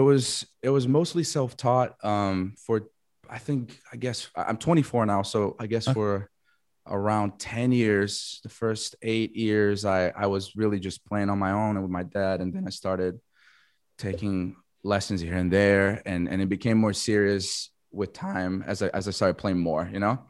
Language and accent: English; Florianópolis, Santa Catarina, Brazil; moved away as an adult; also born or lived in United States; I am from Florianopolis, Brazil. It's this small island, uh, South Brazil.